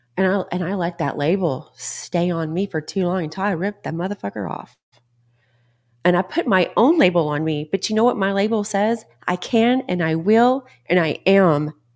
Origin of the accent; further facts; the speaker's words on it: Texas, United States; I'm from Texas